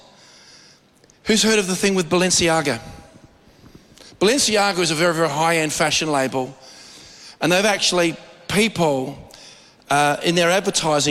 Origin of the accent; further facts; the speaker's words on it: Australia; we as Australian believers